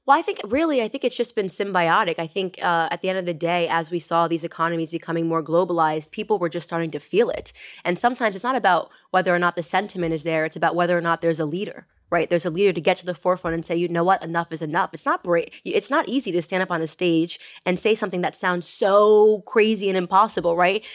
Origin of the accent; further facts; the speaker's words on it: United States; as an American